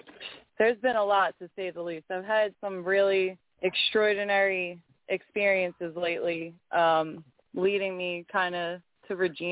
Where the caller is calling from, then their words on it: Pennsylvania, United States; I'm calling from Pennsylvania.